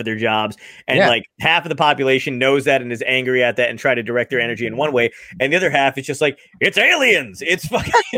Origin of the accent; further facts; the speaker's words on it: New Jersey, United States; I grew up in New Jersey, and we have the weird New Jersey magazines